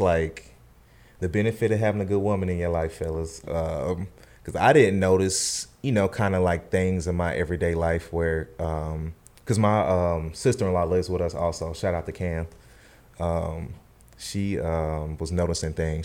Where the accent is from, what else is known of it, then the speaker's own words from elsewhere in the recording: Charlotte, North Carolina, United States; also born or lived in San Antonio, Texas / Winston-Salem; I'm from Charlotte, North Carolina. Born and raised, pretty much lived here my whole life